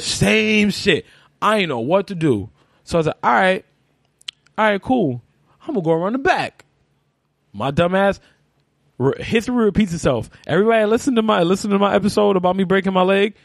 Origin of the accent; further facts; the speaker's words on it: New York City, New York, United States; I grew up in Spanish Harlem